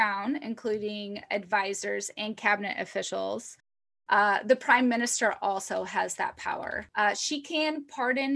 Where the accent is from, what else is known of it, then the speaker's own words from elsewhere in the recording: United States; I'm an American